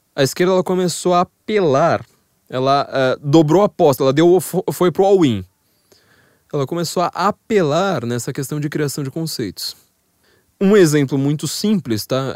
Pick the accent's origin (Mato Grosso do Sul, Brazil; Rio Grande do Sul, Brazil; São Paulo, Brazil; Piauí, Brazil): São Paulo, Brazil; como eu sou paulista, eu tenho uma mentalidade geográfica de paulistana